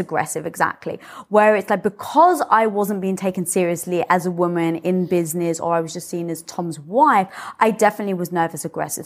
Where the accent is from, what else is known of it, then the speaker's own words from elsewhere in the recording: United Kingdom; moved away; being British